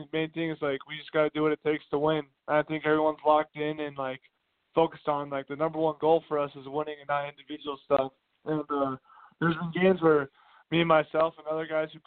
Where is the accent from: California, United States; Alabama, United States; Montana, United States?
Montana, United States; Great Falls; also born or lived in Cheney, Washington; now in Billings, United States; I'm from Montana, from Great Falls, which is about 3.5 hours from Billings.